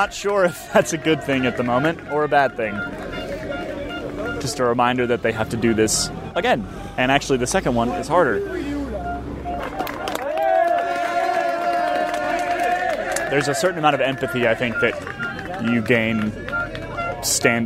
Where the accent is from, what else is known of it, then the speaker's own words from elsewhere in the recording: United States; I'm not English. I'm American.